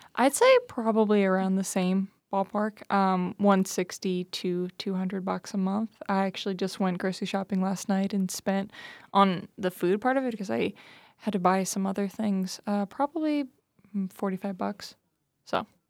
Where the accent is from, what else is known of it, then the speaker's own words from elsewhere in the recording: New Jersey, United States; moved away; I'm from New Jersey. I grew up out there